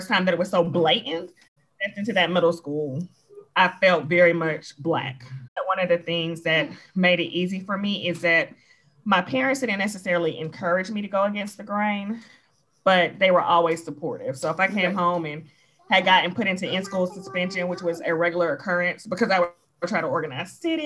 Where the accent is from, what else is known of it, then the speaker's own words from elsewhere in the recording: Georgia, United States; also born or lived in South Fulton, Georgia / Fayetteville, Georgia; I've always lived in Georgia